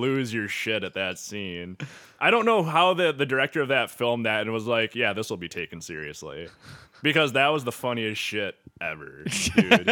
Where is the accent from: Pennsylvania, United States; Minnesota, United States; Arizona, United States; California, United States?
Minnesota, United States; St. James; I'm from Saint James, Minnesota.